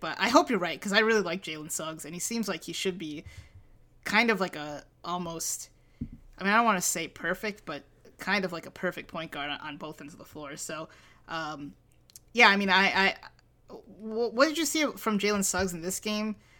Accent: Toledo, Ohio, United States; also born or lived in Milwaukee; We're from Milwaukee, but we grew up in Toledo

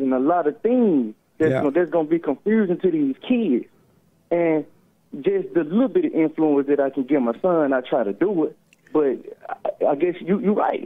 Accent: Mississippi, United States; I'm a respectful young man, but I'm from Mississippi

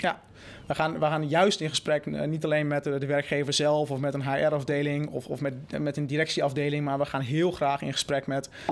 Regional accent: Netherlands; moved away; also born or lived in United States

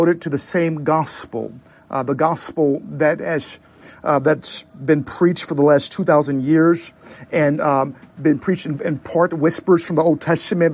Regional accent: St. Louis, Missouri, United States; moved away; also born or lived in Southern California; I grew up in the Midwest. I'm from St. Louis, Missouri, the gateway city.

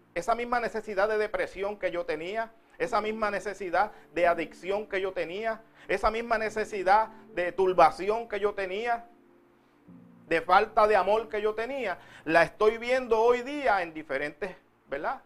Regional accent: Puerto Rico; now in United States; Si fuera en Puerto Rico, de donde yo vengo

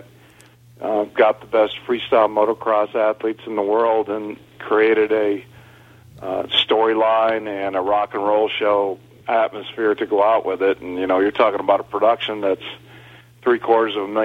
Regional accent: Elgin, Illinois, United States; right outside of Chicago in Elgin. Same town that I live today

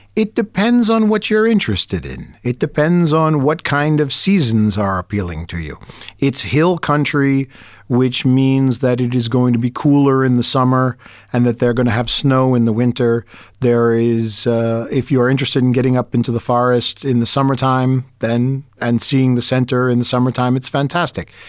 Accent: United States; as an American

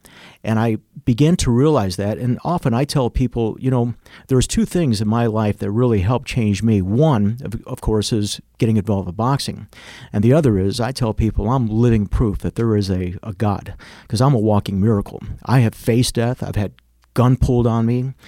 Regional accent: Chicago, Illinois, United States; moved away; We moved also from Chicago. My mother realized the path I was going, and we ended up moving out of Chicago, and that's where I began to pursue martial arts even more.

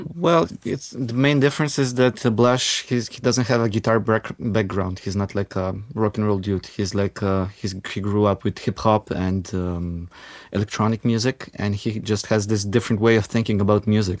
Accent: North Macedonia; now in Ljubljana, Slovenia; I grew up in Macedonia

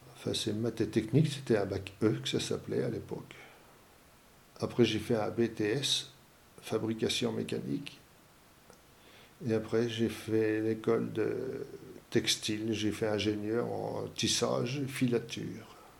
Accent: Épinal, Grand Est, France; Je viens des Vosges. Épinal dans les Vosges

